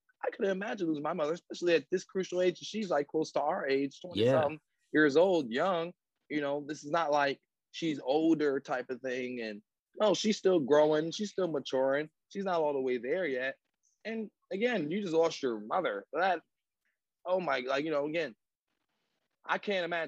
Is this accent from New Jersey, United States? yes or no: yes; New Jersey, United States; I try to support my home state and my people from there